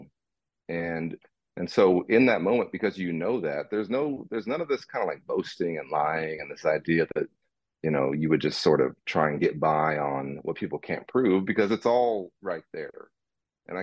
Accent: Dallas, Texas, United States; I'm a Dallas kid, born and raised in Dallas

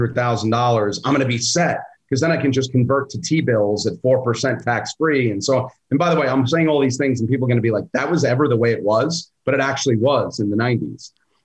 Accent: Brooklyn, New York, United States; My dad was a UPS guy and we grew up in Brooklyn.

